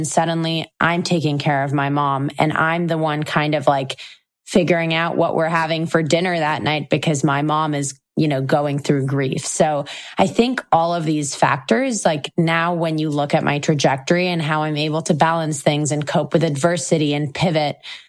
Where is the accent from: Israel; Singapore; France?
Israel; also born or lived in Moscow, Russia; I was born and raised in Israel, but I also spent 8 years of my life in Moscow, which is where my parents are originally from.